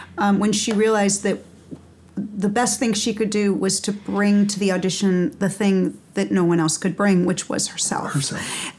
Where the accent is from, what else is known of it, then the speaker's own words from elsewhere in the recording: East Coast, United States; now in Los Angeles, United States; I grew up on the East Coast